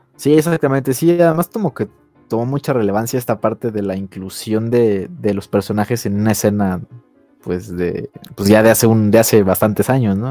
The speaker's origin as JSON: {"language": "Spanish", "country": "Mexico", "said": "nosotros como mexicanos"}